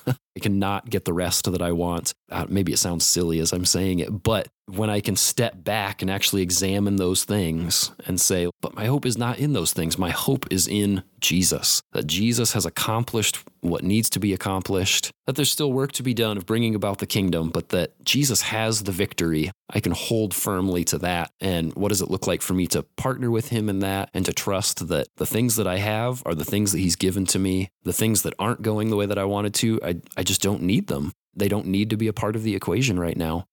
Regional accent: Warsaw, Indiana, United States; moved away as an adult; now in Mankato, United States; I'm from Warsaw, Indiana, originally

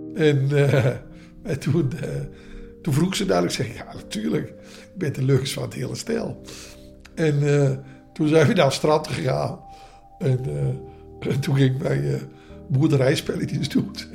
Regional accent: Amsterdam, North Holland, Netherlands; ik kom uit Amsterdam

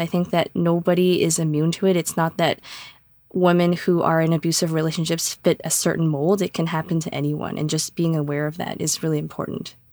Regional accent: Canada; I am in Ontario, Canada. I was born in Canada.

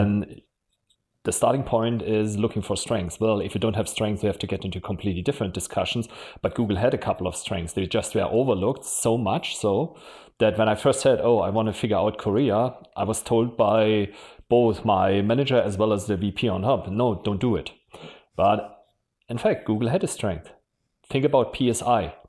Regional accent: Germany; accent: German; English is a second language; moved away as an adult; also born or lived in Switzerland / London / Mountain View / Japan; You probably can still hear from my accent. I'm German

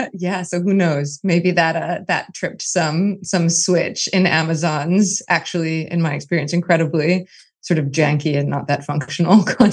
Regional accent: New York City, New York, United States; I'm actually an imposter cosmopolitan. I'm just an Irish Catholic kid from Brooklyn. So I learned all these languages in college and later.

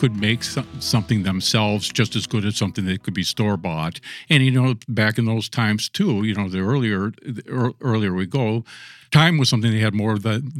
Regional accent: Minnesota, United States; also born or lived in Little Falls, United States / Mille Lacs, United States / St. Paul, United States; I was born in Little Falls, Minnesota, which is a small town in north central Minnesota. I didn't live there very long. My father was a printer by trade, so we moved around quite a bit.

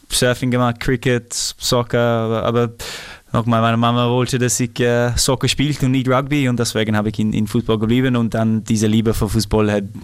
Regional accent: Australia; German is a second language; moved away; ich bin ja ein Australier, das, das bleibt eh immer so, aber ich muss sagen, ich habe richtig meine, meine Zeit genossen in Europa.

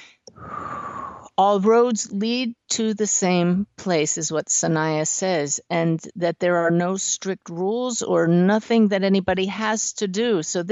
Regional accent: Pennsylvania, United States; moved away; From Pennsylvania, my home state

